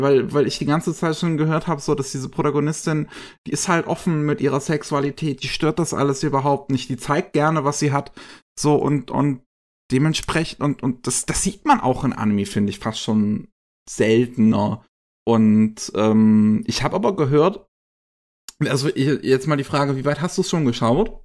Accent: Germany; bei uns in Deutschland

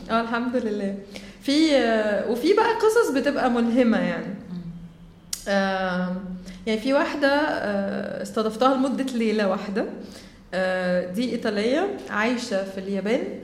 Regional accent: Egypt; انا اصلا من مصر طالعه

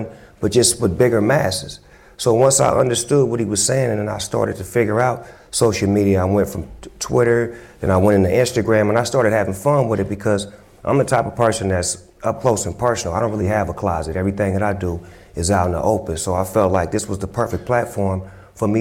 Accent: California, United States; I'm from California, so I'm from the ping pong up to the Bay, back

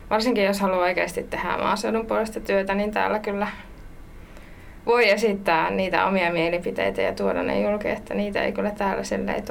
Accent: Savonia, Finland; se on tausta on, että tulen tosiaan Savosta, pieneltä lypsykarjatilalta

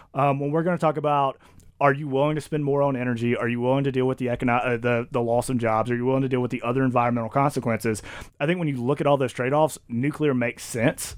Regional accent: Mississippi, United States; I come from Mississippi

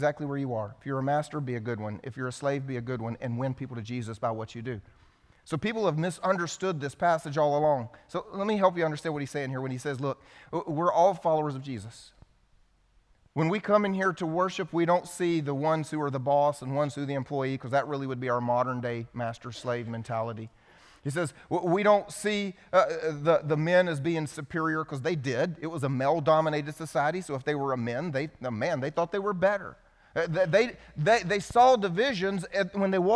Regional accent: South Carolina, United States; I grew up here in South Carolina

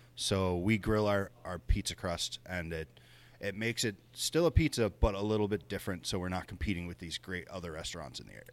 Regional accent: Cajun, Louisiana, United States; also born or lived in the South; now in Buffalo, United States; I'm Cajun by birth, and I lived in the South for a long time

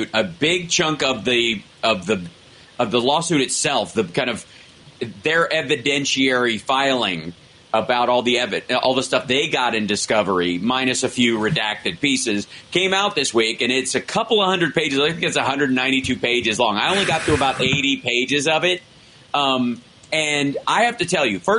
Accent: the South, United States; I was from the South

